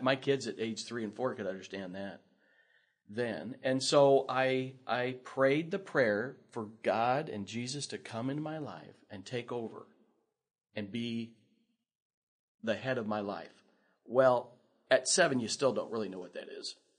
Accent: Lincoln, Nebraska, United States; I grew up here in Lincoln

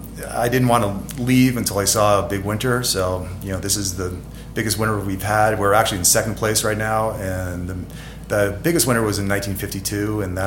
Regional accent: Stowe, Vermont, United States; moved away as an adult; Yes, well, I came out from Stowe, Vermont, and we have a lot of light snow out there. So I wanted to head west and see, you know, some of the deep snow out in the Tahoe area.

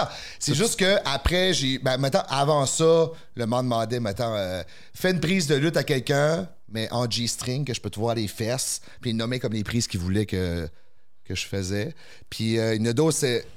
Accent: the Maritimes, Canada; moved away as an adult; now in Quebec City, Canada; Nous au Maritime, c'était 7 jours sur 7. J'ai déménagé à Québec pour continuer

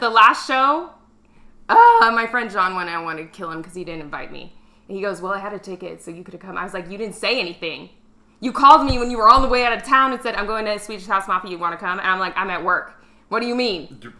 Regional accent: Arizona, United States; I was born and raised in Arizona. We were the only black people in every single community that we lived in up until like 2013.

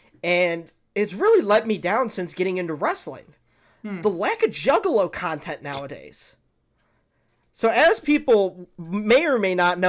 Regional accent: Detroit, Michigan, United States; we're from Detroit

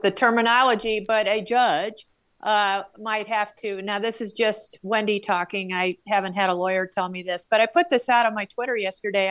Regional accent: Flagstaff, Arizona, United States; my hometown radio station in Flagstaff

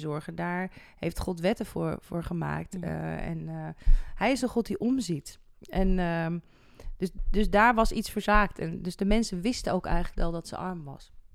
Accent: Netherlands; waar wij nog zoiets hebben als Nederlanders

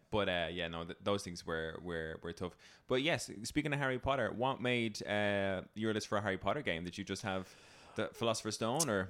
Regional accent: Ireland; as an Irish person

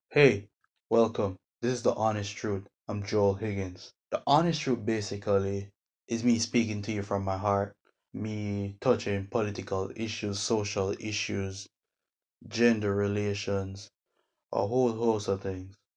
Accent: Jamaica; now in United States; I'm a Jamaican living in the US

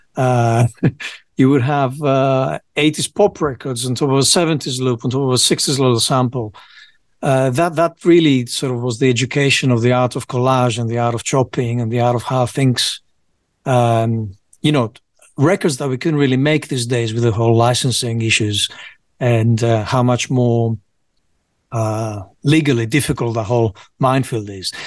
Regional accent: Piraeus, Attica, Greece; moved away as an adult; also born or lived in United Kingdom; I grew up in Greece mostly

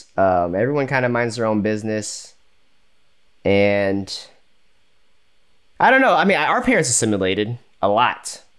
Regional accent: United States; I'm American to that point where I'm like, I don't know if I could live in another country.

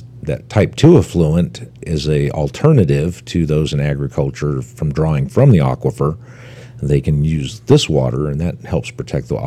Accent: Washington, District of Columbia, United States; now in Cedar City, United States; I'm from the Washington D.C. area

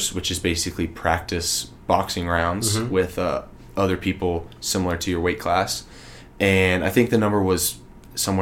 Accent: Texas, United States; I'm from Texas

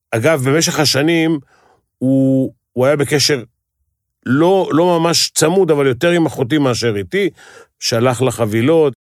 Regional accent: Tel Aviv, Tel Aviv District, Israel; בשכונה שאני גדלתי, גדלו פושעים

